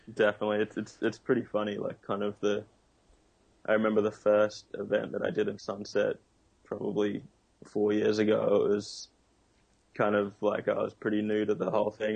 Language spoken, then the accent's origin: English; Noosa, Queensland, Australia; I grew up in Noosa